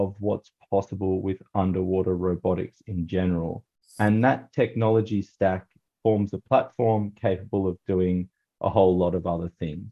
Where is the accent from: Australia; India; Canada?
Australia; born or raised there